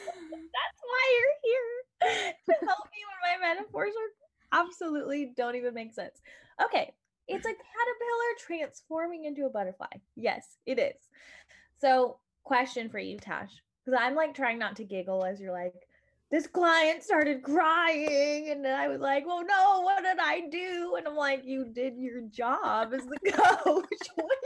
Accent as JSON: {"language": "English", "country": "United States", "said": "I'm from the United States of America"}